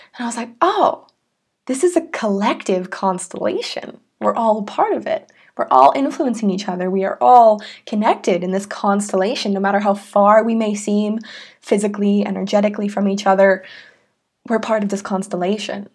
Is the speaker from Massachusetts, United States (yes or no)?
yes; Salem, Massachusetts, United States; I was born in Salem, Massachusetts, in the United States.